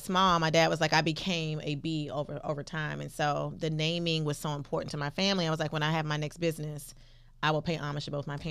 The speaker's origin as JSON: {"language": "English", "town": "Miami", "region": "Florida", "country": "United States", "said": "But I'm from Miami."}